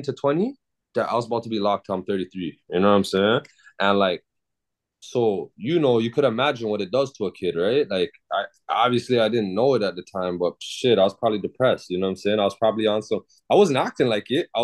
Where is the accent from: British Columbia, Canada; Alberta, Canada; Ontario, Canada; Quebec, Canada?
Ontario, Canada; Toronto; also born or lived in Malton; I'm from Toronto. Born and raised